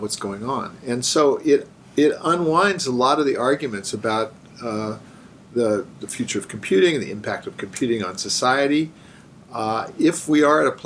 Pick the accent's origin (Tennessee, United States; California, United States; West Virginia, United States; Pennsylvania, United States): California, United States; Silicon Valley; I grew up in Silicon Valley